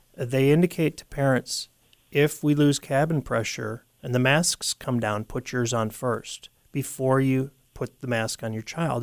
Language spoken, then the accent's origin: English; United States; the split personality we have as as an American people